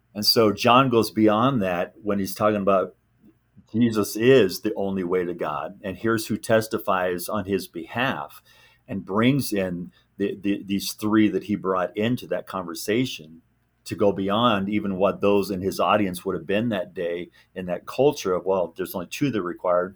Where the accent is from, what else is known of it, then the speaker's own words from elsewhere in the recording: Southern California, United States; also born or lived in Neodesha, Kansas; birthright is Kansas, but I was raised in California